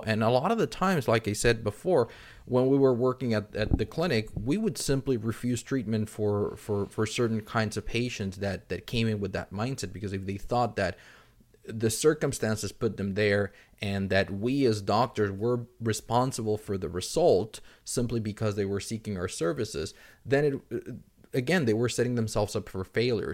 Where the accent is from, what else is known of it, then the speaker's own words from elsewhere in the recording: Mexico City, Mexico; I'm originally from Mexico City